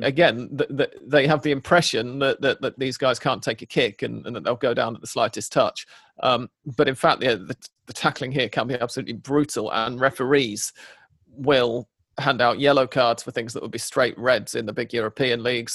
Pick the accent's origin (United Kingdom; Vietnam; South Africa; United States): United Kingdom; England; now in Buenos Aires, Argentina; an English person